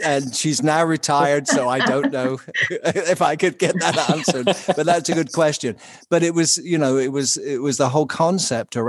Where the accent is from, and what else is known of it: United Kingdom; accent: British; now in United States